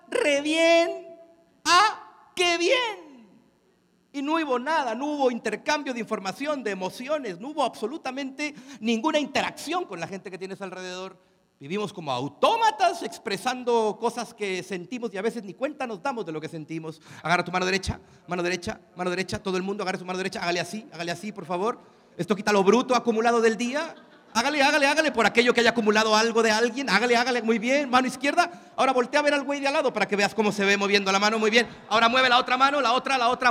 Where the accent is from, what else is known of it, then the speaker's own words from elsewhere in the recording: Mexico; yo soy mexicano